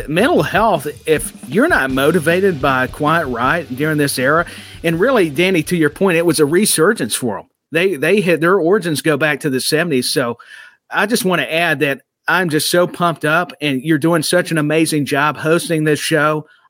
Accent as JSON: {"language": "English", "region": "Tennessee", "country": "United States", "said": "I'm from Tennessee."}